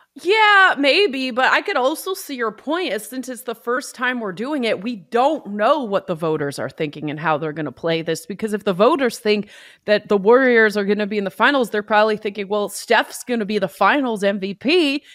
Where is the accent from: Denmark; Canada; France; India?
Canada; Vancouver, British Columbia; moved away; also born or lived in Toronto; I'm from Vancouver and I lived in Toronto